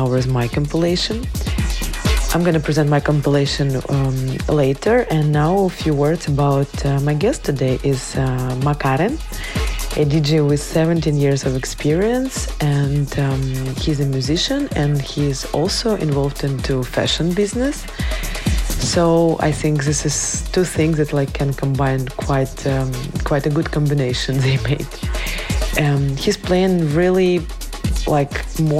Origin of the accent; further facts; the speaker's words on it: Kyiv, Ukraine; moved away; I'm from Kyiv, Ukraine, the capital of brave people